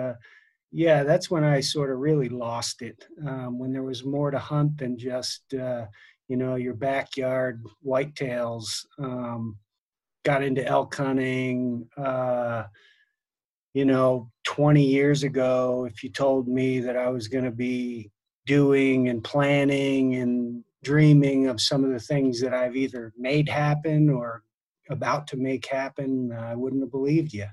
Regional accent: New Jersey, United States; moved away as an adult; also born or lived in New Hampshire; now in Colorado, United States; I grew up in New Jersey

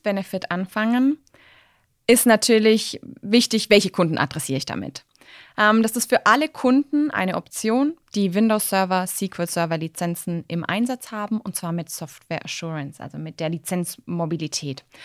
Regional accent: Swabia, Germany; als Schwabe

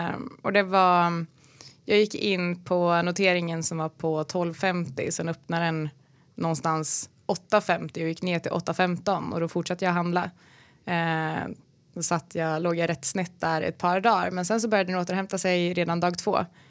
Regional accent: Falköping, Västra Götaland, Sweden; moved away; also born or lived in Malmö; jag kommer från Falköping utanför Skövde

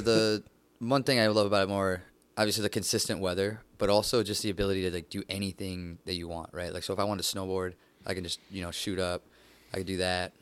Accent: Downriver, Michigan, United States; moved away as an adult; now in Los Angeles, United States; originally from downriver

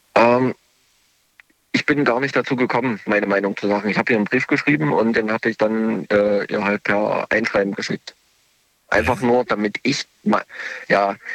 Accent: Leipzig, Saxony, Germany; ich komme aus Leipzig, beziehungsweise ich bin nur gerade in Baden-Württemberg zu Besuch

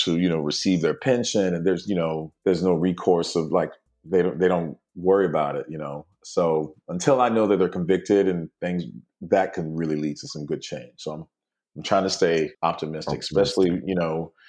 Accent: United States; growing up in the United States, you just know as a black male

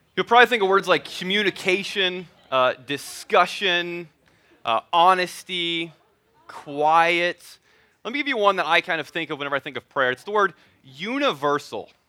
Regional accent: Missouri, United States; moved away; my wife, Wendy, we're both originally from Missouri.

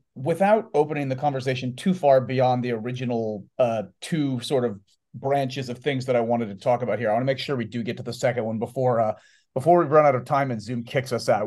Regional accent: United States; as an American watching from a country that has our own election

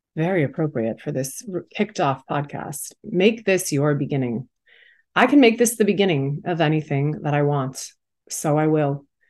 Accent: Massachusetts, United States; now in New York City, United States; I am from Massachusetts originally

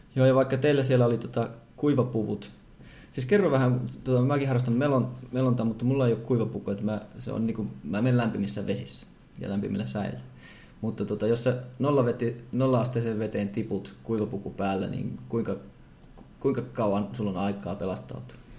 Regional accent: Savonlinna, South Savo, Finland; mä oon itse Savonlinnasta

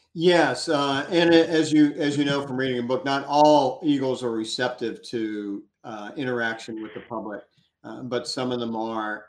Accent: Gulf of Mexico, Gulf Coast, United States; I grew up on the Gulf of Mexico

